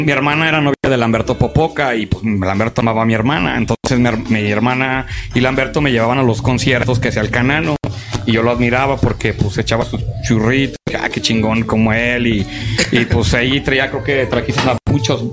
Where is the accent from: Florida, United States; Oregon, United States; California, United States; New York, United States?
California, United States; Chino; also born or lived in Mexico; now in Bellingham, United States; yo ahí me crié en Los Ángeles, yo vivía ahí chino